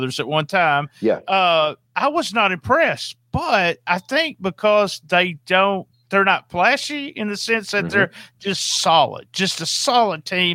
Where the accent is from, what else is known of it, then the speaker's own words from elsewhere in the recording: the South, United States; I'm from the South